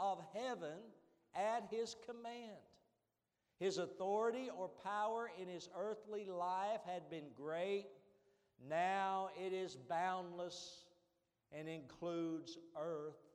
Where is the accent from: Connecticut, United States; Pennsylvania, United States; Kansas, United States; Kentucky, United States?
Kentucky, United States; Eastern; I'm from Eastern Kentucky